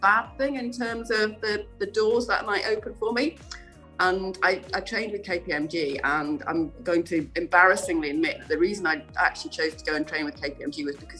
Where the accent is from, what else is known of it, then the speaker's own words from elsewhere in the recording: Yorkshire and the Humber, United Kingdom; also born or lived in London; now in Scotland, United Kingdom; I was born and brought up in Yorkshire